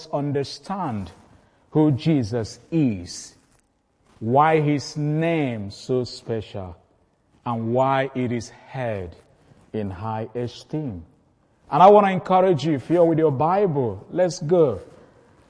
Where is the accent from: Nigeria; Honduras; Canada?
Nigeria; Igbo, Igboland; I'm from the Igbo tribe.